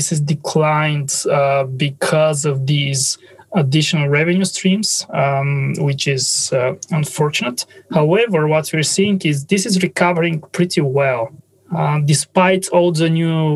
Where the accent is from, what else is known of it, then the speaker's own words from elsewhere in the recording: Bulgaria; English is a second language; My English is not native. So I'm originally from Bulgaria.